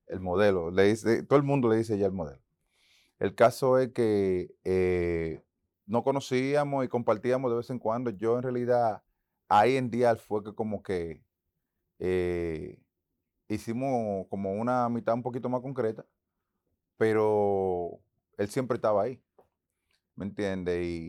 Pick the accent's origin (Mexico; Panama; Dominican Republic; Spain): Dominican Republic; Santo Domingo; moved away as an adult; also born or lived in Boston, United States; en Santo Domingo, mi tierra, la que amo